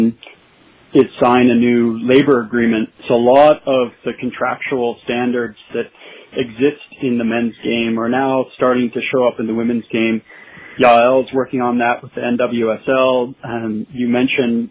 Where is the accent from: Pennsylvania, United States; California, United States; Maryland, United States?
Pennsylvania, United States; Erie; moved away as an adult; also born or lived in Michigan; now in Vancouver; I grew up in a small town called Erie, Pennsylvania.